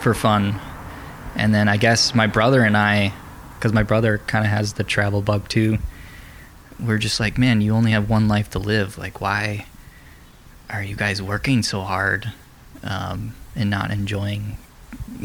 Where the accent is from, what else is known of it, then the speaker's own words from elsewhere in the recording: Wisconsin, United States; moved away; also born or lived in Florida; I grew up in Wisconsin